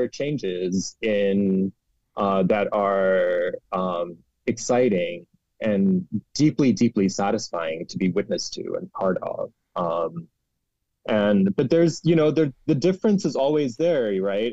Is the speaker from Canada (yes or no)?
no; Karachi, Sindh, Pakistan; moved away as an adult; I am a hundred percent Karachi boy. Like I was born in Karachi. I grew up in Karachi